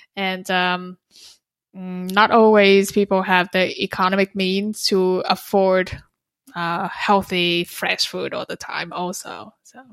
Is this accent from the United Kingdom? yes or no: no; Vietnam; moved away; I'm from Vietnam